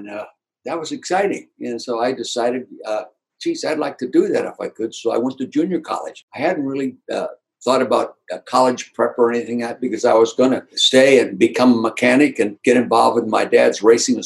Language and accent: English; Calistoga, California, United States; moved away as an adult; also born or lived in Kansas City; now in Philadelphia, United States; my hometown in Calistoga in the Napa Valley